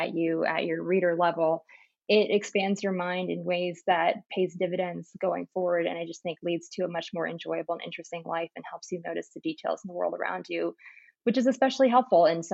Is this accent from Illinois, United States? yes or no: yes; just north of Chicago, Illinois, United States; also born or lived in Massachusetts; I grew up just north of Chicago, actually in the town where they filmed Home Alone and Ferris Bueller's Day Off.